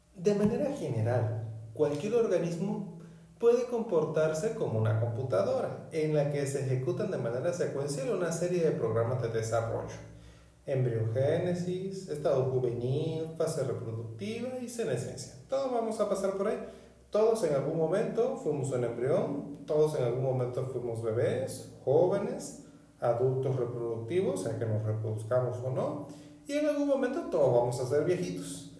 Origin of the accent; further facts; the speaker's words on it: northern Venezuela, Venezuela; En mi pueblo natal, en el norte de Venezuela